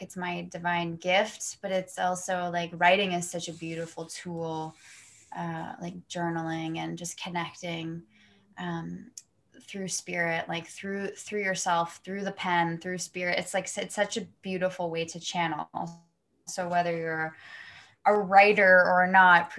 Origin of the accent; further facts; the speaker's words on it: Toronto, Ontario, Canada; also born or lived in Kelowna, British Columbia; I'm from, for you guys listening, I'm from Toronto, Canada. But I'm actually out in BC right now